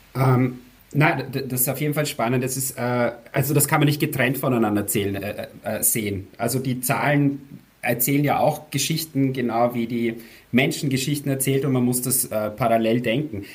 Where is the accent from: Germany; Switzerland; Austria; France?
Austria; vielleicht hört man es eh, ich bin aus Österreich